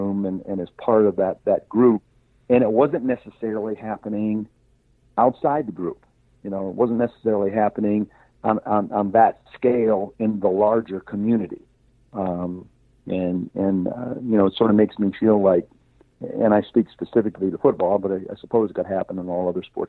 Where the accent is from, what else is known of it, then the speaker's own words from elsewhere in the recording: Orrville, Ohio, United States; I grew up in Orville, Ohio